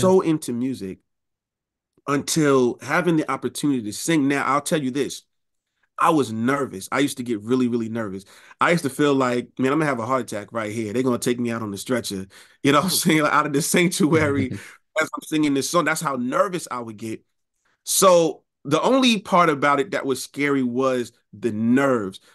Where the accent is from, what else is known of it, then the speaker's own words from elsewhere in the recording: New York City, New York, United States; also born or lived in Rochester, New York; I was raised in Queens